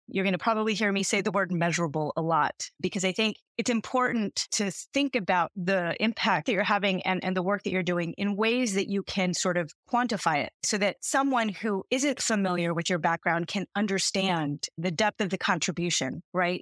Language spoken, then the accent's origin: English; outside of Los Angeles, California, United States; also born or lived in Massachusetts; I'm a California native. I grew up outside of Los Angeles